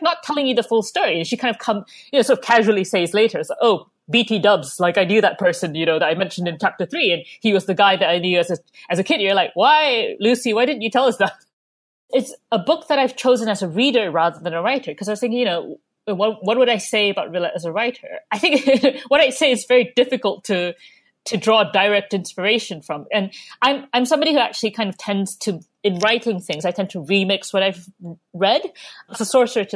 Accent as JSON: {"language": "English", "country": "Malaysia", "tie": "born or raised there", "moved": "as an adult", "lives_now": "United Kingdom", "said": "I grew up in Malaysia, and I didn't have any libraries nearby, really"}